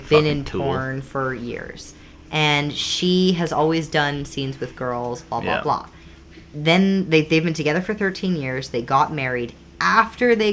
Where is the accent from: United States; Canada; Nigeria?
Canada; Alberta; moved away as an adult; we're from Alberta and we get the small town vibe